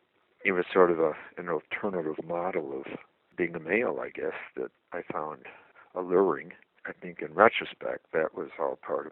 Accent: Madison, Wisconsin, United States; growing up in Wisconsin, where I'm from, Madison, Wisconsin, I think the beauty of the land and the seasons and the presence of the Native American spirit in the land was a big part of my growing up, and also being part of a large family of seven

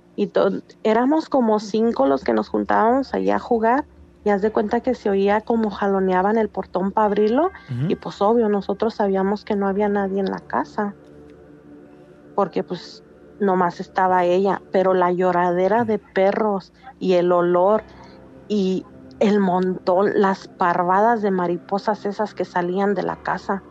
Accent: Valparaíso, Zacatecas, Mexico; now in Los Angeles, United States; Soy de Zacatecas, pero radico en Los Ángeles.

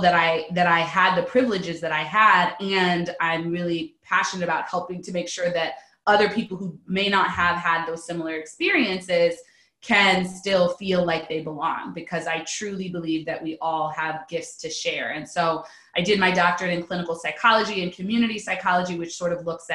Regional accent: Pasadena, California, United States; I'm originally from Southern California, Pasadena, California specifically.

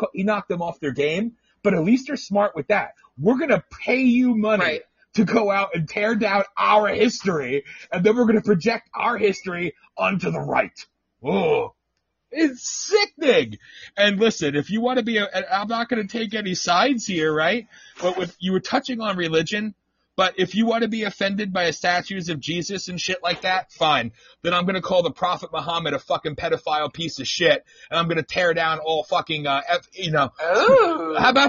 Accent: the North, United States; moved away; also born or lived in the South, United States; I'm from the North

